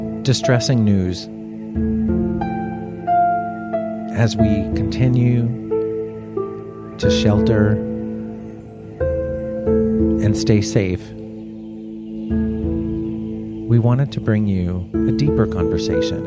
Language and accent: English; South Florida, United States; moved away as an adult; now in Los Angeles, United States; I grew up in South Florida, which is very humid, very hot.